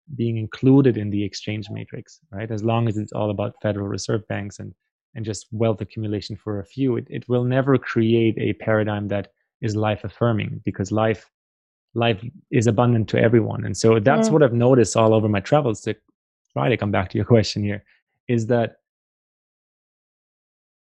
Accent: Germany; also born or lived in Paraguay / Brazil; now in Canada; I grew up in Germany myself and live in Canada now

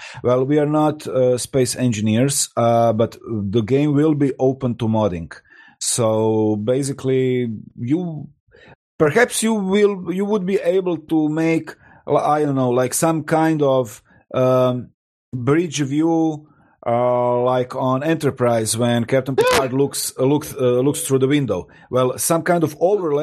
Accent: Croatia; also born or lived in Rijeka, Croatia; I'm located in Rijeka in Croatia. It's like 150 kilometers away. We are all from Croatia

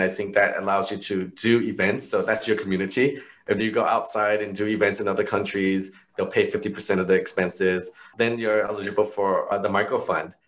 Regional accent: New York, United States; I'm growing up in New York

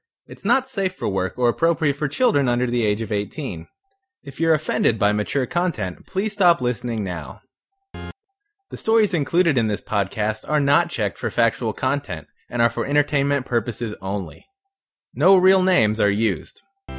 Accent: Kentucky, United States; we are actually both from Kentucky.

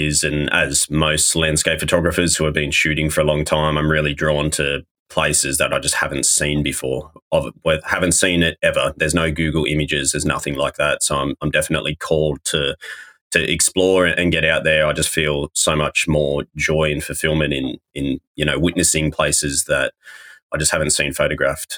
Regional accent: Australia; moved away as an adult; now in New Zealand; I'm from Australia originally, but I fell in love with New Zealand the first time I came here and it felt more like home to me than where home technically was. So I had to move here.

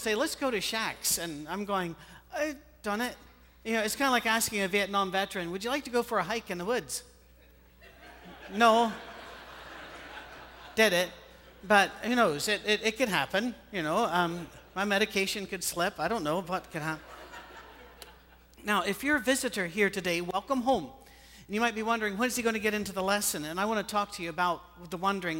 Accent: Scotland, United Kingdom; moved away as an adult; also born or lived in Ohio; now in United States; In my country, well, this is my country, but you know what I mean. Back in Scotland, we don't hunt

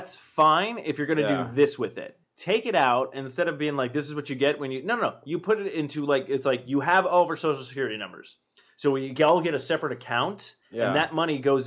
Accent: East Coast, United States; moved away; I am from the East Coast as well

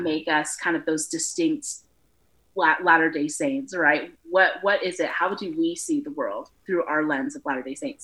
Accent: Boise, Idaho, United States; also born or lived in Las Vegas, Nevada / Reno, Nevada / Post Falls, Idaho / Utah; I was going into the fourth grade, we moved to Boise, Idaho, and then my family's been there ever since

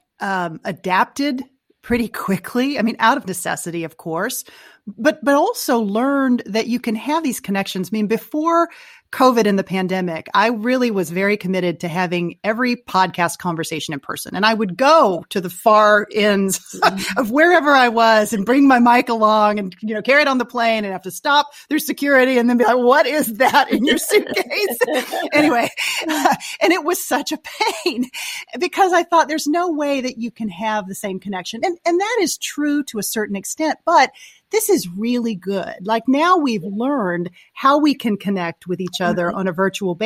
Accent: Texas, United States; also born or lived in DC area; now in Washington, DC area, United States; I live in the DC area and I'm from Texas

